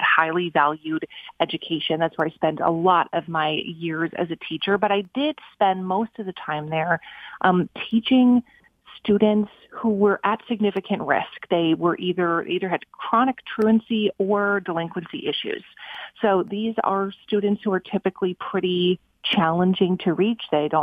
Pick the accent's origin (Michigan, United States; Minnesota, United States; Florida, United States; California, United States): Minnesota, United States; moved away as an adult; my hometown in Minnesota